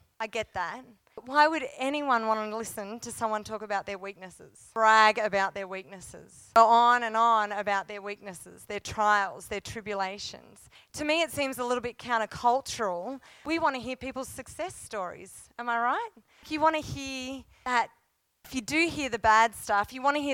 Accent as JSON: {"language": "English", "country": "Australia", "also_born_or_lived": "Cooma, New South Wales", "lives_now": "Canberra, Australia", "said": "as an Australian"}